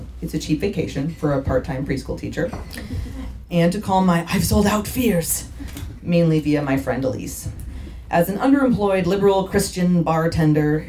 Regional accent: San Diego, California, United States; moved away as an adult; also born or lived in Oakland; now in San Diego, United States; came back to my hometown

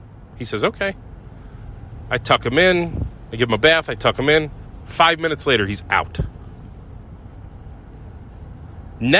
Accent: Ohio, United States; moved away; I grew up in Ohio

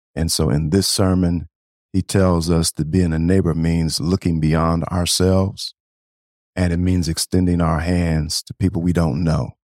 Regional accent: Beloit, Wisconsin, United States; moved away as an adult; also born or lived in Nashville, Tennessee; now in Saint Paul, United States; I actually grew up in a place called Beloit, Wisconsin

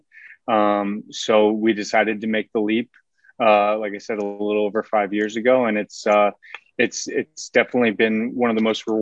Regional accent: Seward, Nebraska, United States; I'm from originally from Seward, Nebraska

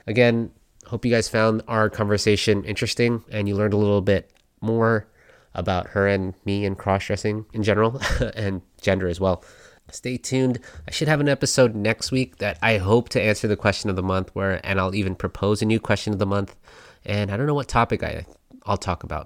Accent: United States; also born or lived in California; as an American

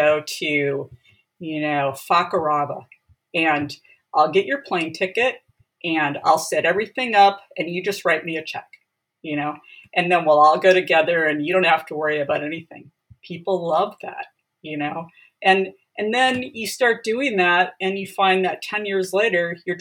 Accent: Wisconsin, United States; moved away as an adult; also born or lived in San Diego, California; now in California, United States; I'm actually originally from Wisconsin. Grew up in a rural

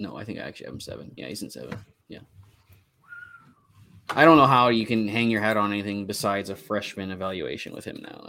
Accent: Canada; I'm Canadian.

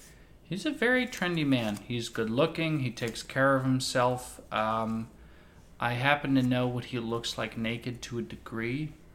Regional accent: Texas, United States; I was born in Texas

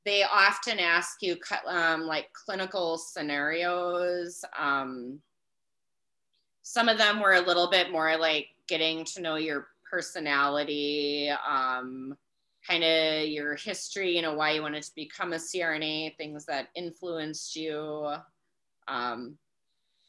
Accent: Wisconsin, United States; where I'm working now is very close to my hometown

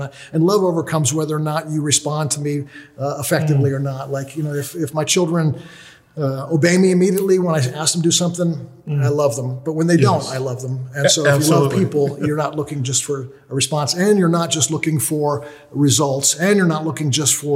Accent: United States; I'm from the United States

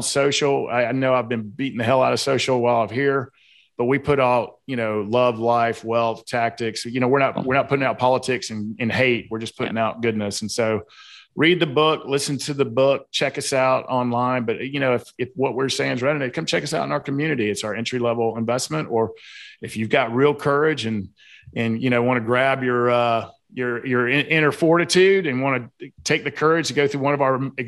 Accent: the South, United States; accent: Southern; my Southern accent

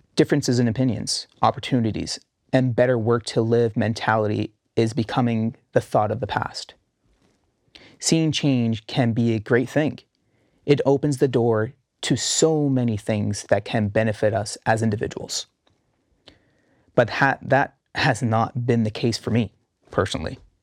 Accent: Canada; my home country

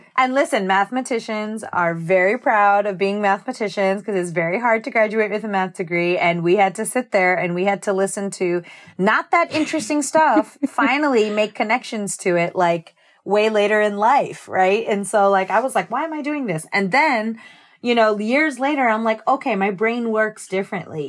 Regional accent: Lakewood, New Jersey, United States; I'm from Lakewood, New Jersey, which if there's no context for that, that's by the Jersey Shore. And I grew up with my mother, my father, my brother, and my maternal grandmother. And we are Jersey-born and bred.

